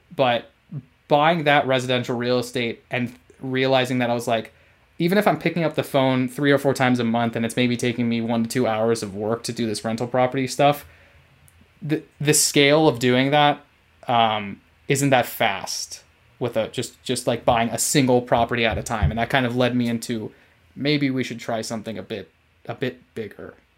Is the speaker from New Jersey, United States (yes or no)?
no; California, United States; moved away as an adult; my home state of California